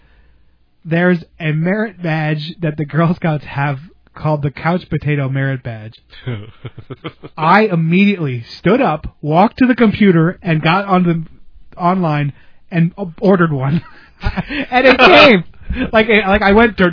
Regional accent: Slatington, Pennsylvania, United States; moved away; things that were only in my hometown, like that Golden Sun potato chips and A-Treat

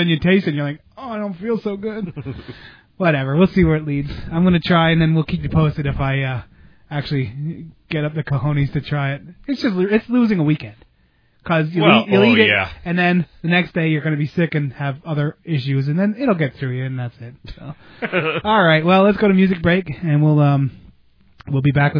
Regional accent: United States; I grew up in Amish country

